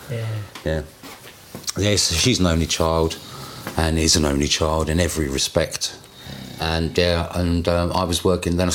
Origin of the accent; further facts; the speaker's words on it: Tunbridge Wells, South East England, United Kingdom; now in Brentford, United Kingdom; I'm from Kent. Tunbridge Wells.